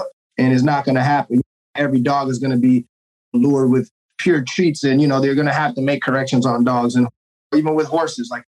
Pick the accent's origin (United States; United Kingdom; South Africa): United States; Oakland, California; also born or lived in Washington State / San Jose; I grew up here in Oakland, California